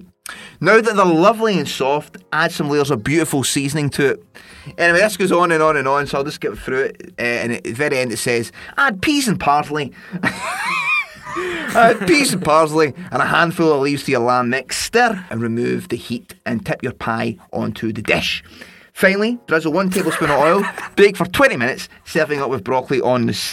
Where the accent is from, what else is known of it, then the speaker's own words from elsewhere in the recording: Scotland, United Kingdom; now in London, United Kingdom; I'm Scottish.